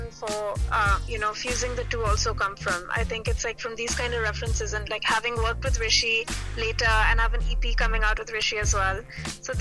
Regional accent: Antwerp, Flanders, Belgium; I was born in Belgium, in a small town called Antwerp

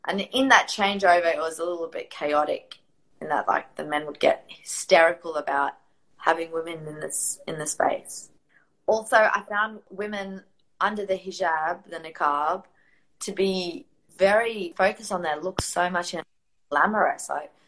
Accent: Riyadh, Riyadh Province, Saudi Arabia; born there; And I was born in Riyadh, so my mum had divorced my dad, and all of the custody had been given to my dad.

